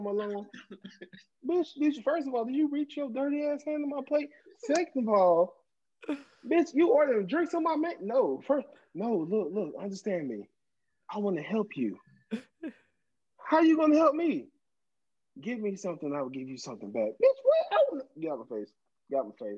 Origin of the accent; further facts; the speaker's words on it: Florida, United States; my hometown here in Florida